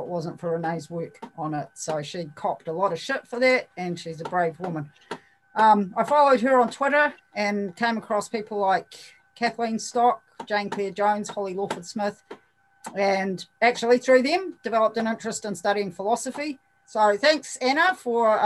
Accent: New Zealand; from New Zealand. I'm 57, I've lived here my whole life.

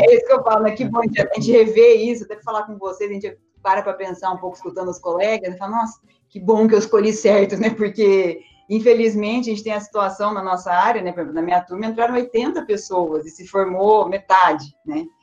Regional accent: Campinas, São Paulo, Brazil; also born or lived in Spain; eu nasci aqui, eu sou aqui de Campinas mesmo, nasci aqui em Campinas

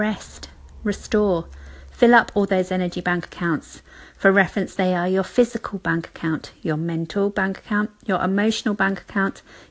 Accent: United Kingdom; being British

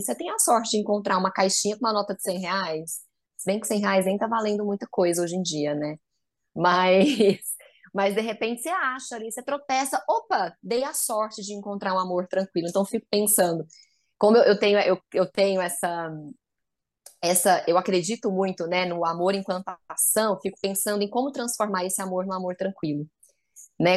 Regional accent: Goiás, Brazil; accent: Goiano, tighter R; moved away as an adult; now in São Paulo, Brazil; eu sou goiana, por isso meu sotaque, meu R mais apertadinho.

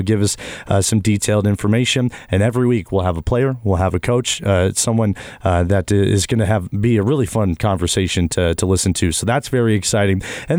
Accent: New Prague, Minnesota, United States; Joey and I are both seniors here at St. Cloud State University. I am originally from New Prague, Minnesota, which is about 2 hours south of St. Cloud, the central Minnesota area.

